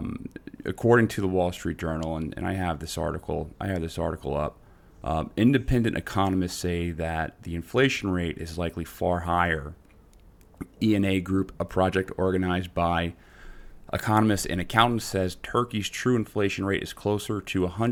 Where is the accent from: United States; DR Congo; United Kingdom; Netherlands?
Netherlands; I'm from Holland. Isn't that weird?